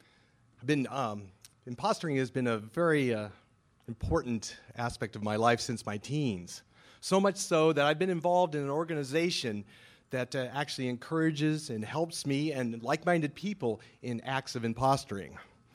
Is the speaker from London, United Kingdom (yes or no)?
no; Scotland, United Kingdom; So, being Scottish, which is important because you know the Scots invented the game of curling.